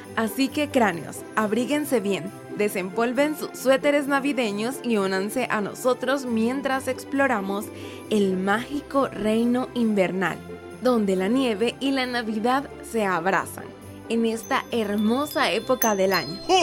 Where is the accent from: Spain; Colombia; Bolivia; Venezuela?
Venezuela; en mi país, Venezuela